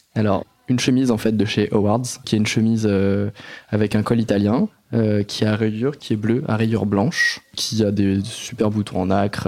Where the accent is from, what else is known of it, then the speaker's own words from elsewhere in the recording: Noisy-le-Grand, Île-de-France, France; moi, j'ai grandi euh, à Noisy-le-Grand, dans le 93